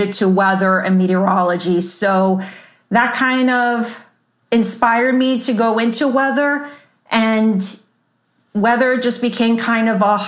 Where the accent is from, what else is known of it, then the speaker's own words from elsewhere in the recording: Miami, Florida, United States; moved away as an adult; also born or lived in Joplin, Missouri / Kirksville, Missouri / Topeka, Kansas; my hometown of Miami, Florida